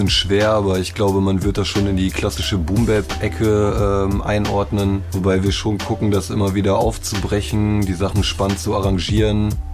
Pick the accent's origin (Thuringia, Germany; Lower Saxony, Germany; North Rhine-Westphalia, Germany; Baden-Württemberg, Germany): North Rhine-Westphalia, Germany; Bielefeld; Wir kommen beide aus Bielefeld und sind Teil vom Sturwerk-Kollektiv.